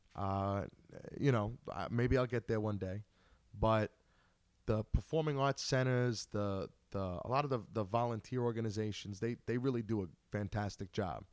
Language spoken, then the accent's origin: English; Long Island, New York, United States; Growing up on Long Island